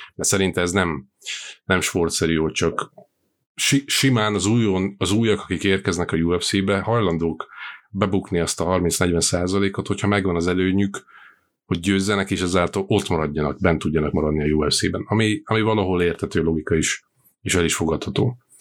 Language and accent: Hungarian; Slovakia; Szlovákiából származom